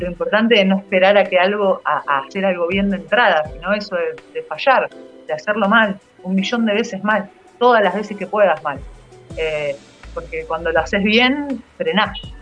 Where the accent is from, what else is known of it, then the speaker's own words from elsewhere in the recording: Campana, Buenos Aires Province, Argentina; moved away; also born or lived in Zárate; yo crecí por Zárate y Campana